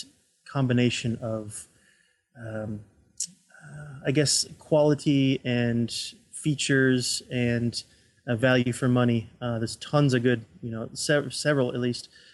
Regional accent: Florida, United States; moved away; I'm from Florida originally, and we have family down

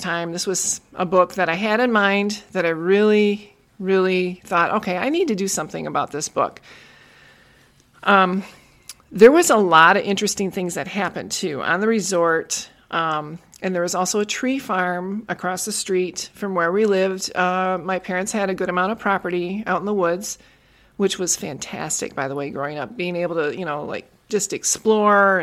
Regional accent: Tomahawk, Wisconsin, United States; it was a small town up in northern Wisconsin. It's about, I would say, about 4 hours north of Milwaukee

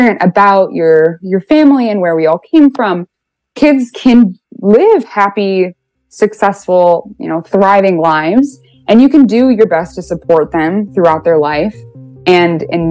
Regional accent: Chicago, Illinois, United States; I am 25 and I am from Chicago

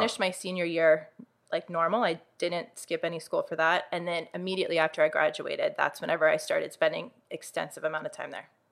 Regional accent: Uniontown, Pennsylvania, United States; I grew up in Uniontown, Pennsylvania

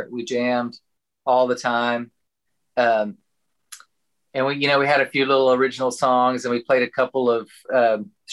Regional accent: Chico, Texas, United States; I grew up in kind of northwest of here in a little town called Chico

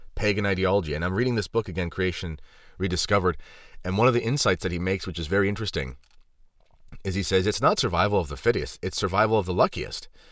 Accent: Southwestern Ontario, Canada; I'm not from Toronto. I'm from Ontario, and I'm from Southwestern Ontario

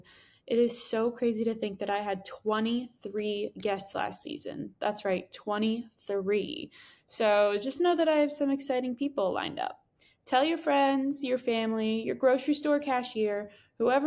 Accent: Monroe, Connecticut, United States; moved away as an adult; now in Los Angeles, United States; But I am from Connecticut

